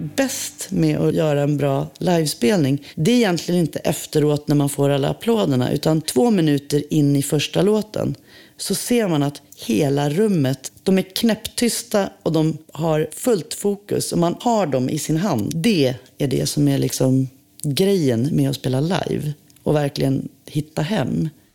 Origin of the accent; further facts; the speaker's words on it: Umeå, Västerbotten County, Sweden; moved away as an adult; also born or lived in Vilhelmina; now in Stockholm, Sweden; Jag är född i Vilhelmina i Västerbotten. Eh, vi flyttade till Umeå när jag var fem